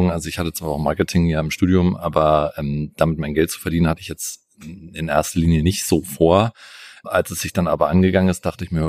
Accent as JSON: {"language": "German", "region": "Brandenburg", "country": "Germany", "said": "Ich komme aus der Nähe von Berlin. Und das ist eine wunderbare Kleinstadt, wo so ziemlich gar nichts los ist."}